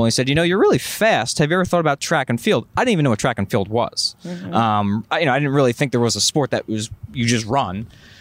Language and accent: English; Monmouth County, New Jersey, United States; I'm from Monmouth County. Yeah. So I'm a Jersey guy